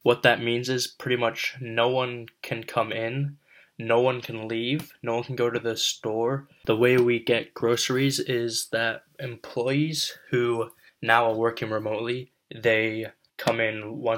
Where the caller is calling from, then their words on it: Hudson, New York, United States; today is Friday, May 1st, and I am reporting from Hudson, New York.